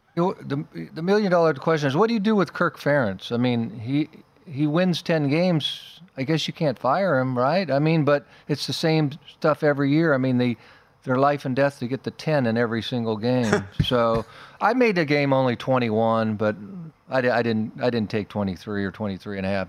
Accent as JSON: {"language": "English", "town": "Las Vegas", "region": "Nevada", "country": "United States", "tie": "born or raised there", "also_born_or_lived": "Idaho", "said": "I was born and raised in Vegas"}